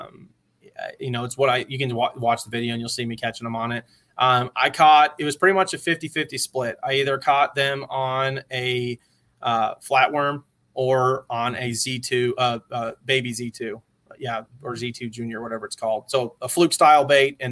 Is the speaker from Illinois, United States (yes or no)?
no; Cumming, Georgia, United States; I grew up in Georgia